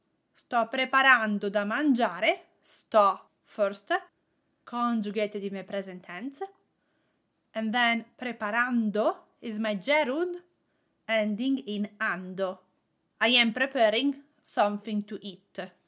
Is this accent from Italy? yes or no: yes; Italy; accent: Italian; English is a second language; I have a strong ing with my Italian accent.